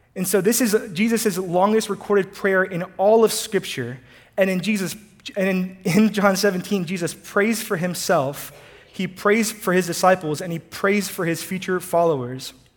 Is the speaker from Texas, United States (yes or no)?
yes; College Station, Texas, United States; also born or lived in Houston, Texas; I was born in Houston, but I was raised in College Station, Texas